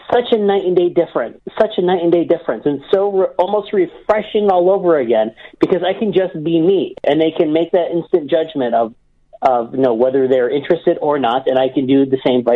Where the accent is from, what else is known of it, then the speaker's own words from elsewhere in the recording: Cleveland, Ohio, United States; my hometown of Cleveland